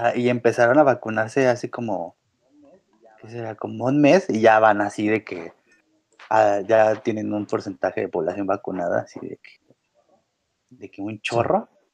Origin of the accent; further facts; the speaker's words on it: Mexico; los mexicanos en un pésimo acento, pero lo tratamos de decir el idioma